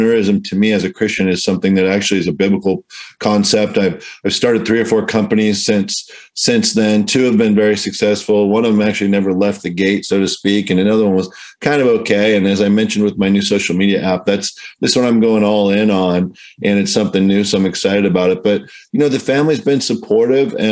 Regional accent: Southern California, United States; I'm from Southern Cal. I'm kind of a Southern Cal guy through and through.

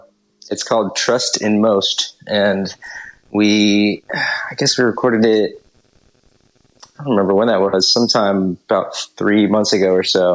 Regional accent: Greensboro, North Carolina, United States; also born or lived in Philadelphia, Pennsylvania / South Jersey / Dallas, Texas; I grew up mostly in Greensboro, North Carolina. I actually was born in Philadelphia and lived in South Jersey until I was about 6, and then moved to Dallas, Texas for a year. And then right about my 8th birthday, moved to Greensboro

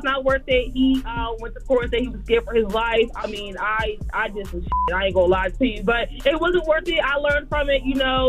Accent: New Jersey, United States; now in Myrtle Beach, United States; I'm actually from Jersey, but I lived here for a couple of years now.

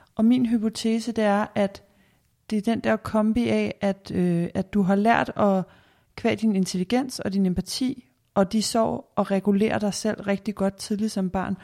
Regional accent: Denmark; som danskere

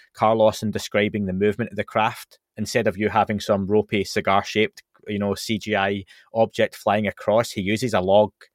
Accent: Scotland, United Kingdom; I'm from Scotland

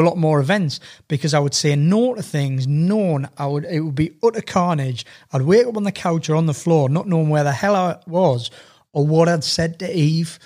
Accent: Sunderland, North East England, United Kingdom; I was born in Sunderland, so I'm a Sunderland season ticket holder.

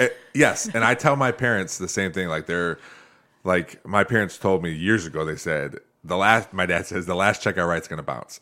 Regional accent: Northwest Ohio, United States; I grew up here in Northwest Ohio

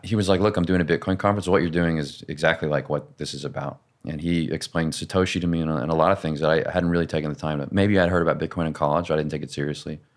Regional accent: the South, United States; I come from the South

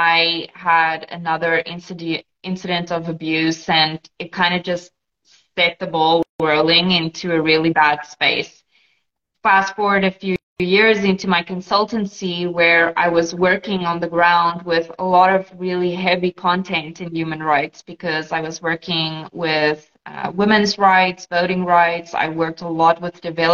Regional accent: South Africa; first language Afrikaans; English is a second language; moved away as an adult; now in Portugal; I am actually in Portugal, but I am South African. I immigrated to Portugal about 3 years

